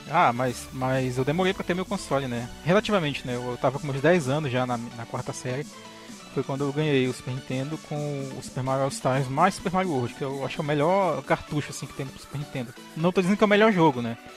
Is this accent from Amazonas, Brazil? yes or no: yes; Tefé, Amazonas, Brazil; que eu sou do interior do Amazonas, né, nascido lá, em uma cidade chamada Tefé